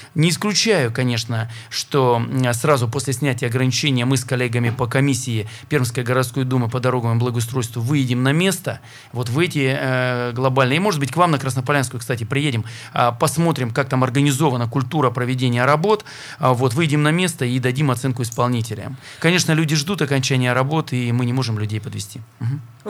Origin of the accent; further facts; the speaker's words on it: Perm, Perm Krai, Russia; как пермяк